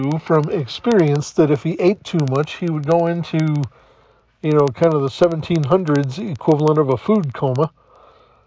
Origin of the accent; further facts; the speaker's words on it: the South, United States; Growing up in the South